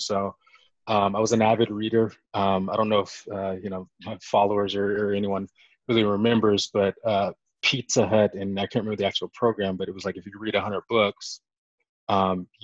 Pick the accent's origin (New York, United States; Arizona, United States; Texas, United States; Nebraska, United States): Arizona, United States; Phoenix; moved away as an adult; also born or lived in Bowling Green, Ohio / Hartford, Connecticut; I'm originally from Arizona, Phoenix, Arizona. Grew up, you know, just in the desert